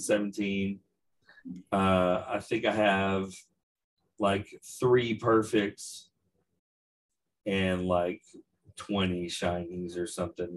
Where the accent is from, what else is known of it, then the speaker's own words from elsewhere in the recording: Odessa, Texas, United States; Shout out to Odessa, Texas. That's my hometown